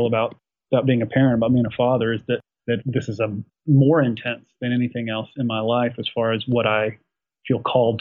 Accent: Appalachia in West Virginia, United States; moved away; also born or lived in Africa (Zulu region, South Africa); growing up in Appalachia in West Virginia

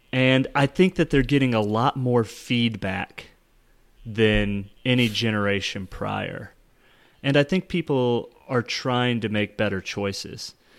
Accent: United States; I'm an American

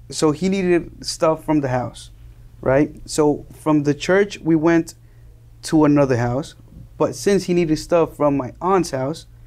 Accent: Miami, Florida, United States; also born or lived in Colombia / New Jersey / New York; Okay, so I was born in Miami. Two two weeks later, I went back to Colombia with my mother and father somehow, and and I lived there until I was four years old.

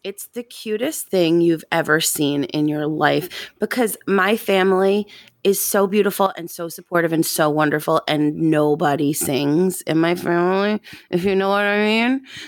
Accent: Long Island, New York, United States; I grew up on Long Island

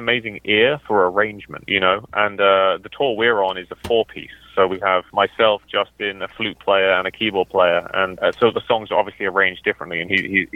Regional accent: United Kingdom; As a British guitar player

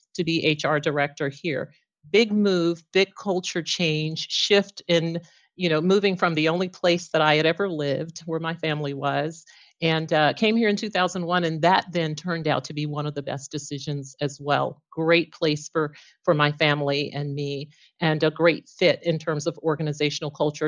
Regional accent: Texarkana, Texas, United States; now in Plano, United States; I started my local government journey, um, in my hometown of Texarkana back in nineteen eighty-eight

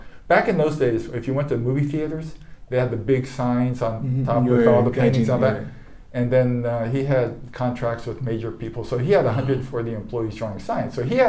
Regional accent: Japan; born there; I was born in Japan, but I came. My father's American, mom's Japanese.

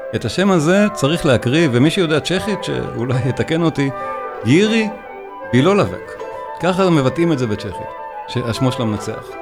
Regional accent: Israel; אנחנו יודעים אותו כישראלים

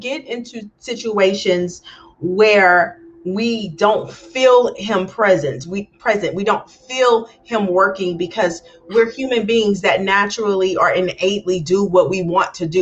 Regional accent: Galveston, Texas, United States; moved away as an adult; also born or lived in Los Angeles; Growing up in a small town, I'm from Galveston, Texas.

